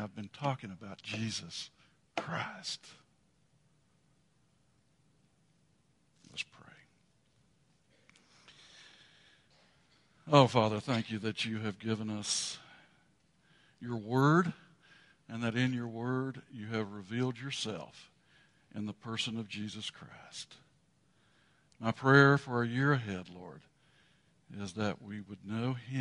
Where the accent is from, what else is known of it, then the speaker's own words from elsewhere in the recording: West Texas, United States; moved away; When I was still home in West Texas